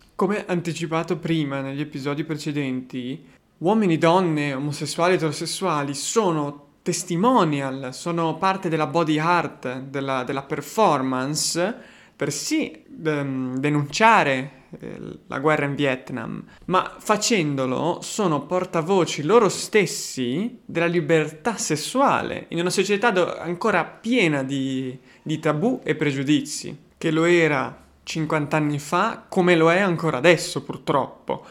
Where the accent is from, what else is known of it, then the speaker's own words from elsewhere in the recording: Genoa, Liguria, Italy; accent: Genoese (cadence); essendo genovese